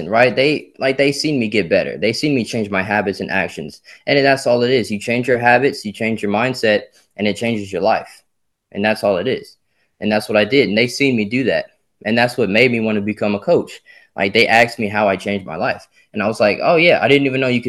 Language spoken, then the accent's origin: English; Simmesport, Louisiana, United States; I was born in Simsport, Louisiana.